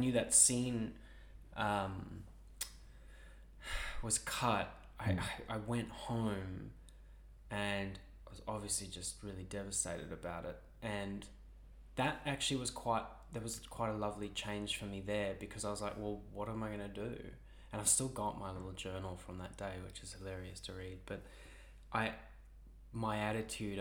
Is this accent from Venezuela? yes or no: no; South Africa; now in Australia; I'm South African